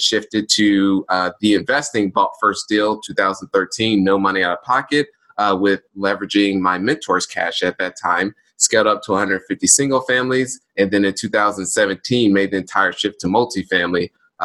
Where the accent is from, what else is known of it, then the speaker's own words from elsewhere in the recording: Indianapolis, Indiana, United States; born and raised in Indianapolis